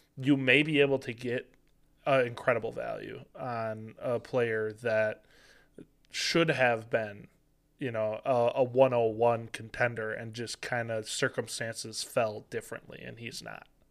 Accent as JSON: {"language": "English", "town": "Green Bay", "region": "Wisconsin", "country": "United States", "tie": "born or raised there", "said": "born and raised in Green Bay"}